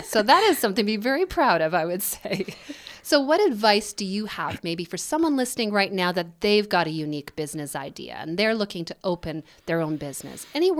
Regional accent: Winnipeg, Manitoba, Canada; My hometown.

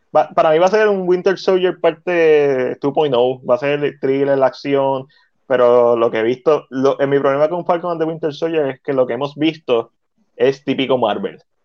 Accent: Puerto Rico; como puertorriqueño

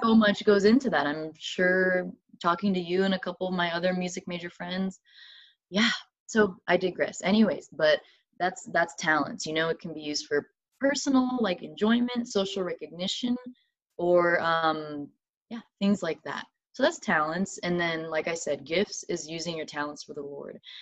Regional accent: Madison, Alabama, United States; moved away as an adult; now in Loma Linda, United States; I'm originally from Huntsville, Alabama, technically Madison. It's a little uh, suburb, but yeah, Huntsville, Alabama

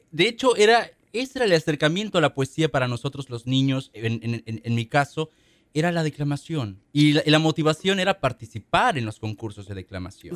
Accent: Mexico; para nosotros como mexicanos

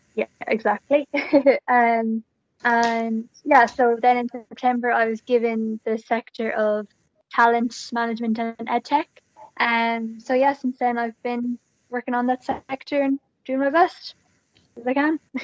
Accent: Galway, Connacht, Ireland; I am from Galway, and I went to I went to college in NUIG

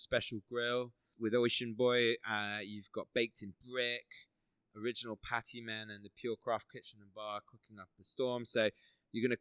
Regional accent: Midlands, United Kingdom; moved away; I was from the Midlands originally.

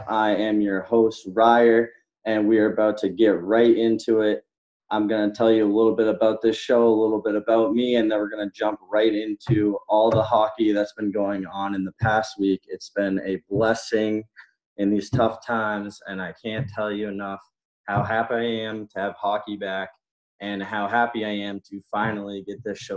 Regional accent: New England, United States; I grew up in the New England area

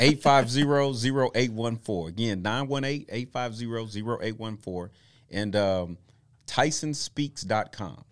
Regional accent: Tulsa, Oklahoma, United States; we moved here from Tulsa, I mean, from Oklahoma City to Tulsa. I'm almost six.

